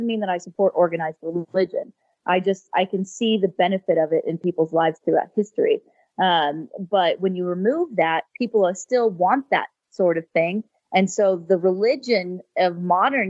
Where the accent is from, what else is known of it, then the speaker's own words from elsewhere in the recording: California, United States; I was raised in California and spent most of my life in the Silicon Valley